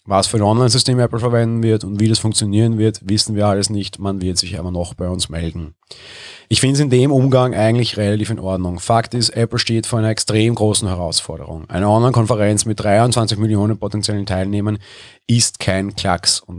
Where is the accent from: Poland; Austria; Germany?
Austria; Ich bin Österreicher, letzte Woche Sonntag durfte ich noch auf Konzerte gehen